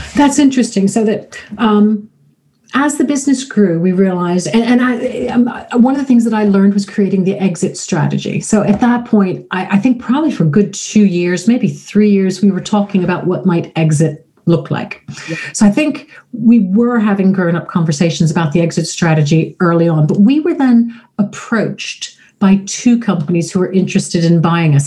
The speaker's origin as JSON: {"language": "English", "country": "United States", "also_born_or_lived": "Florida", "moved": "yes", "lives_now": "United Kingdom", "said": "I am American"}